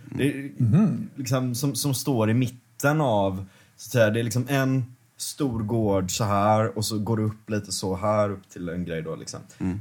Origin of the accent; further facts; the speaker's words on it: Gothenburg, Västra Götaland, Sweden; Linnéstan där jag växte upp